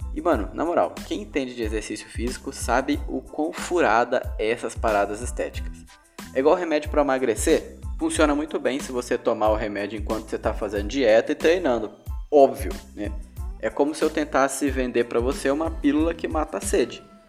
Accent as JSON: {"language": "Portuguese", "town": "Ariquemes", "region": "Rondônia", "country": "Brazil", "said": "lá na minha cidade, em Ariquemes, Rondônia"}